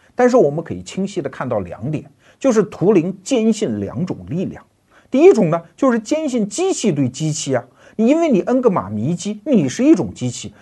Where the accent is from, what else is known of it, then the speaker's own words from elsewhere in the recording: China; 我们中国人